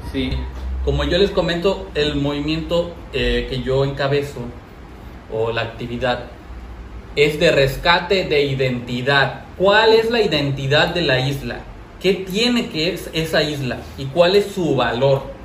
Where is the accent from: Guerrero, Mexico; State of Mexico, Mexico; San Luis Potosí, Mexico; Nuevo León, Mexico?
Guerrero, Mexico; Acapulco; sí soy de Acapulco, pero no crecí amando Acapulco. No sabía la información de Acapulco. y la verdad me sentía decepcionado del lugar donde yo nací